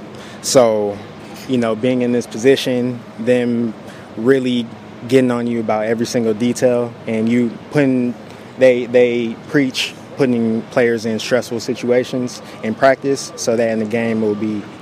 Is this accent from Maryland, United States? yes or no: no; San Jose, California, United States; I'm from San Jose, California.